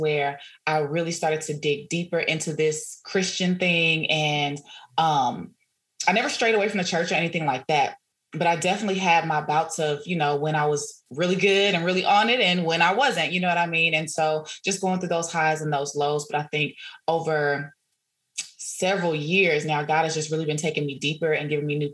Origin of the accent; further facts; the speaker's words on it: Dallas, Texas, United States; also born or lived in Houston / Nacogdoches; I'm originally from Dallas